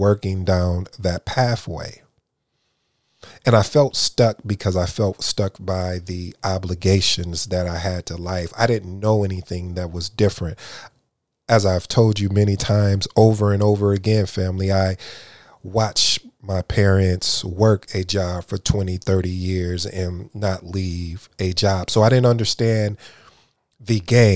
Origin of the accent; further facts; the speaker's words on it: Jamaica; I'm Jamaican